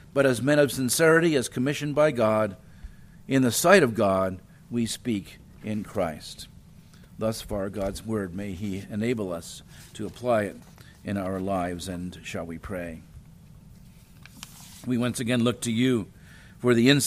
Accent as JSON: {"language": "English", "region": "New Jersey", "country": "United States", "tie": "born or raised there", "also_born_or_lived": "Ohio", "moved": "yes", "lives_now": "Chattanooga, United States", "said": "I grew up in South Jersey. That's New Jersey, near Philadelphia."}